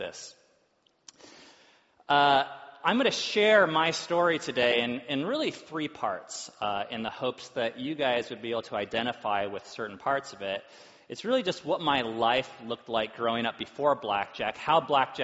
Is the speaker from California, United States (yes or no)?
yes; Orange County, Southern California, United States; I grew up in Southern California, and it wasn't uncommon to pull up to an intersection where you're surrounded by BMWs and Mercedes. And it was in Orange County